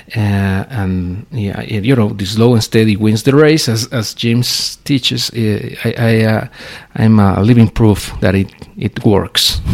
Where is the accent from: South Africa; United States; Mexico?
Mexico; we in Mexico cannot live